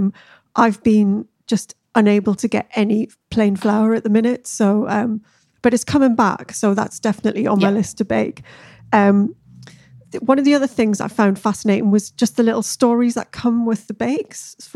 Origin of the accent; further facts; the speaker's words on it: the Northeast, North East England, United Kingdom; I am actually from the Northeast